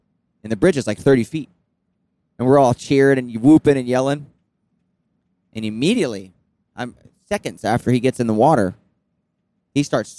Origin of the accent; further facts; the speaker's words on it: Florida, United States; we grew up in Florida in the water.